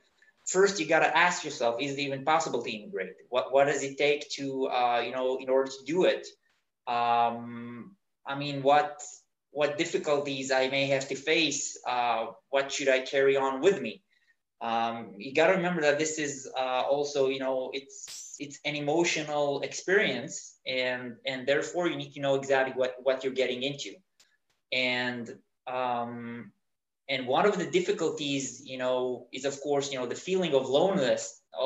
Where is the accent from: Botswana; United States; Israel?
Israel; moved away as an adult; now in Berlin, Germany; I immigrated from Israel